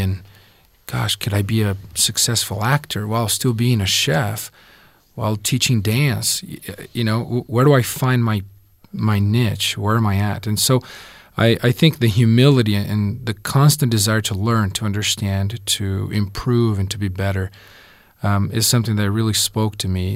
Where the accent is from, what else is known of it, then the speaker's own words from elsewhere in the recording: Brazil; also born or lived in southern Brazil; I was born and raised in Brazil, and I was about nine when my family moved to southern Brazil